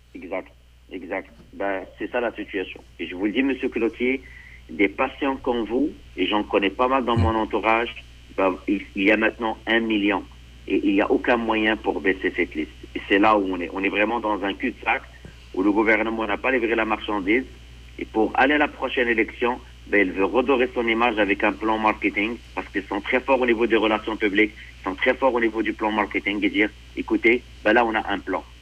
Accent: Quebec, Canada; en tant que Québécois

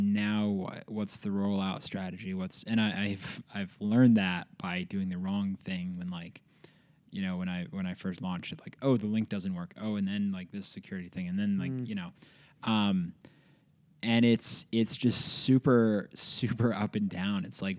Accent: Philadelphia, Pennsylvania, United States; now in Bozeman, United States; So I grew up in the middle of Philadelphia. I used to say I was like the Fresh Prince. I was born in West Philadelphia.

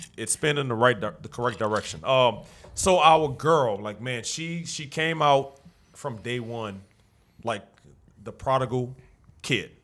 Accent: New Orleans, Louisiana, United States; also born or lived in Algiers, New Orleans; I grew up in the Seven Ward

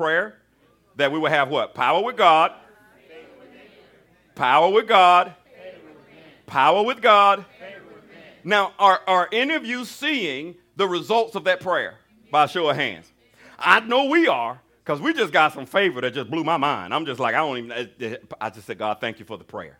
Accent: Alabama, United States; I was raised in Alabama.

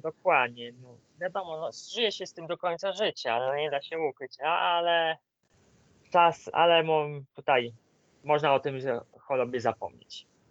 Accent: Greater Poland, Poland; mam rodzinę w Wielkopolsce, a poniekąd też jestem wielkopolaninem

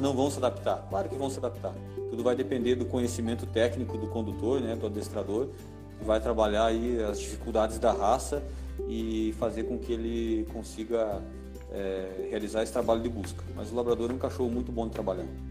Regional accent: Curitibanos, Santa Catarina, Brazil; eu sou de Curitibanos

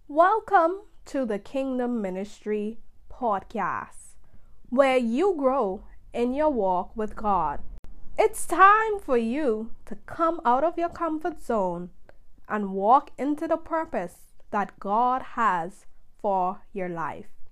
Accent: Bahamas; I am from the Bahamas

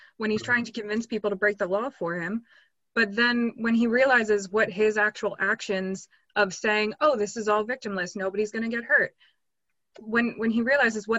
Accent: United States; moved away; I am American, grew up there

